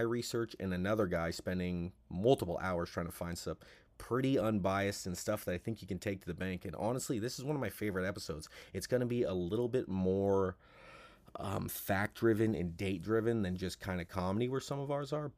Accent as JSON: {"language": "English", "region": "California", "country": "United States", "said": "I'm from California"}